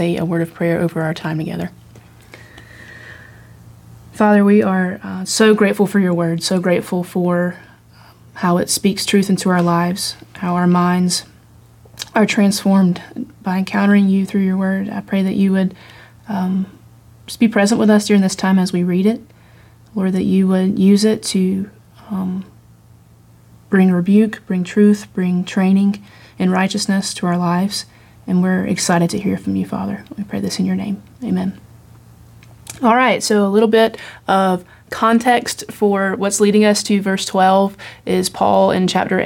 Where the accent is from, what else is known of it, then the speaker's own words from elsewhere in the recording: the South, United States; I'm from the South. I call my dad Daddy.